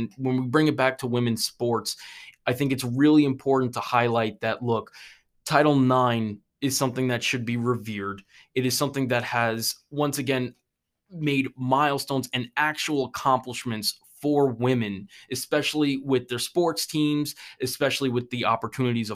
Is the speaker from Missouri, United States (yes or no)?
no; New York, United States; moved away as an adult; now in South Carolina, United States; I'm from New York